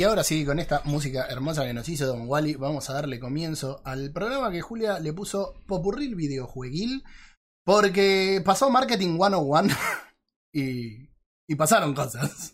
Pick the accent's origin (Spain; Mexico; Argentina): Argentina; somos argentinos